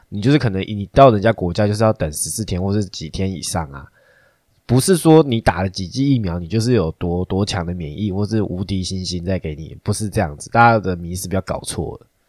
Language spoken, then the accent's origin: Chinese; Taiwan; 我们台湾人很多人都奇怪的想法